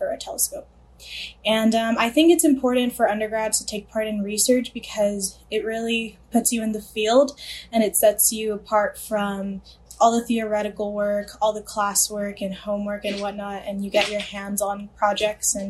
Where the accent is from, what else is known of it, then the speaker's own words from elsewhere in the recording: Los Angeles, California, United States; I grew up in the San Fernando Valley, which is located in the LA County